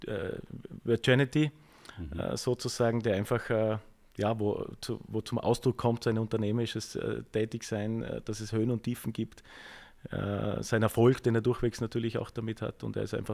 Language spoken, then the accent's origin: German; Vorarlberg, Austria; Ich bin in Vorarlberg geboren und insofern ist, ist, ist, ist, ist das meine Heimat.